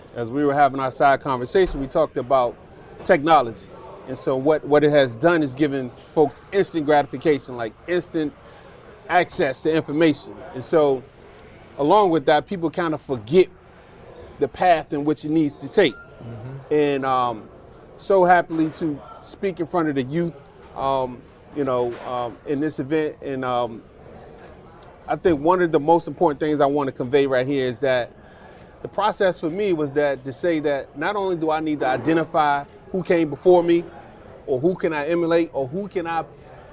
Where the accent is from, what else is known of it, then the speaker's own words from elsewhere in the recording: Newport News, Virginia, United States; Went back to my hometown